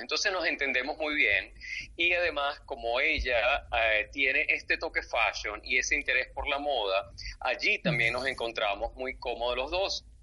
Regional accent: Venezuela; soy venezolano de corazón, con, con sangre francesa en mis venas, pero muy venezolano.

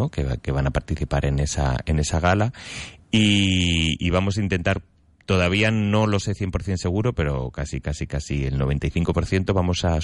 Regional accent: Ávila, Castile and León, Spain; yo soy de Ávila, castellano de pura cepa.

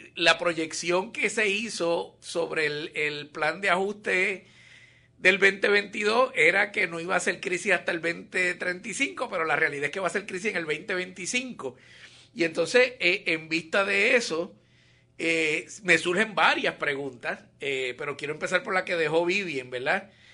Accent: Puerto Rico; ya tú sabes cómo somos los boricuas con esto de los apellidos

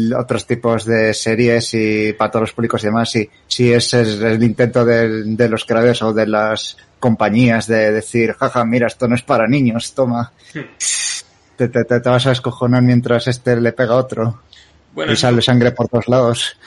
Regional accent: Spain; como buen español que ha nacido en los 90 he crecido viendo Los Simpson a la hora de comer

